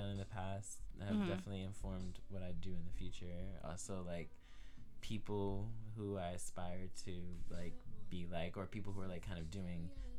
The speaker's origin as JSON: {"language": "English", "region": "Maryland", "country": "United States", "said": "Well, I moved here from Maryland."}